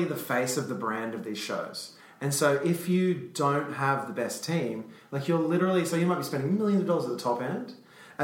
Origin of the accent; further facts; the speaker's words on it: Brisbane, Queensland, Australia; moved away; I'm from Brisbane.